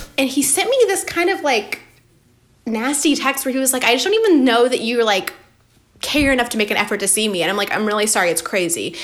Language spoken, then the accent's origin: English; Atlanta, Georgia, United States; moved away; i was born in atlanta